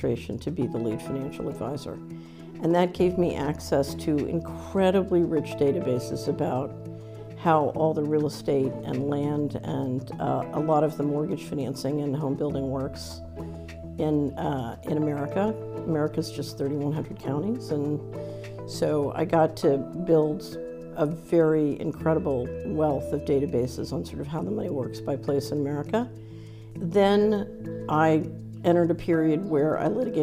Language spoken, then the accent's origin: English; Philadelphia, Pennsylvania, United States; moved away; also born or lived in Washington; I grew up in Philadelphia.